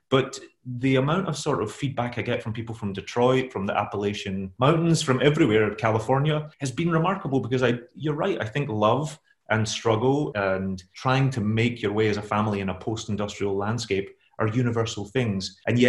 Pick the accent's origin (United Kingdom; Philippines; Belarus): United Kingdom; Glasgow, Scotland; moved away as an adult; also born or lived in London; now in New York, United States; I grew up in Glasgow myself. I was born in Sight Hill and grew up all throughout the East End and then the South Side.